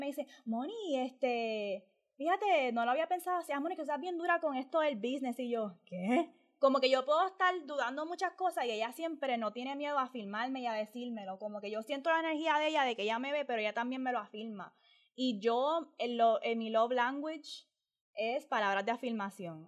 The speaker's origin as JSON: {"language": "Spanish", "country": "Puerto Rico", "said": "como boricua"}